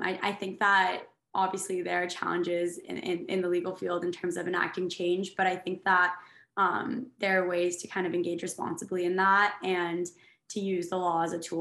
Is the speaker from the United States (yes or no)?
yes; New Haven, Connecticut, United States; I'm from New Haven, Connecticut, and there's a lot of community organizing that happens there. And I think I was very inspired by that growing up as well